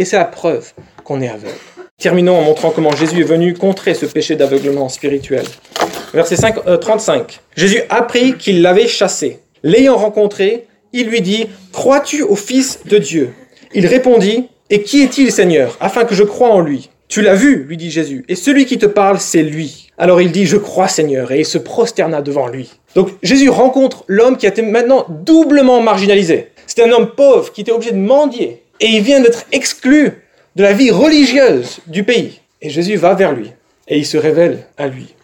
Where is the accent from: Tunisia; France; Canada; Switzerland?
France; nous, en France